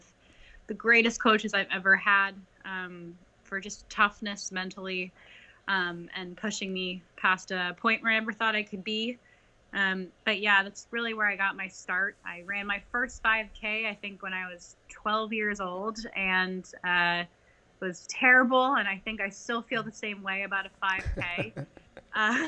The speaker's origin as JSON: {"language": "English", "town": "Newtown", "region": "Pennsylvania", "country": "United States", "said": "I'm from Newtown, Pennsylvania."}